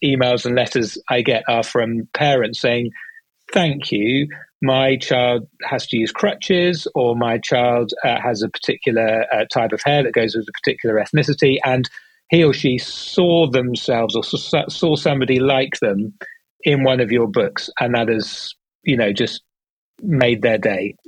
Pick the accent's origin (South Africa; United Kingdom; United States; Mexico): United Kingdom; accent: British; Started in the UK, as you can tell from my accent, that's where I'm based